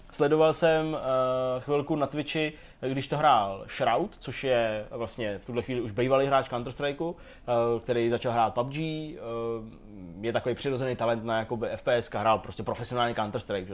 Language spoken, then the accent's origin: Czech; Czechia; jsem jako Čech